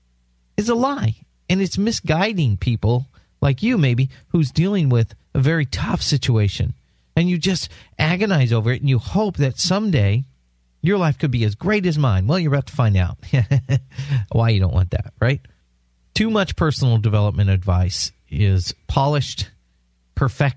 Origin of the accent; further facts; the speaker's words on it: San Diego, California, United States; moved away as an adult; also born or lived in Washington State; now in South Florida, United States; I grew up in San Diego. I lived most of my life in San Diego, California.